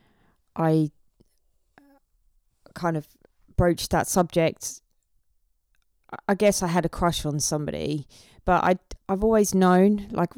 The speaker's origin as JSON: {"language": "English", "town": "Basingstoke", "region": "South East England", "country": "United Kingdom", "moved": "yes", "said": "I was from Hampshire, so like Basingstoke."}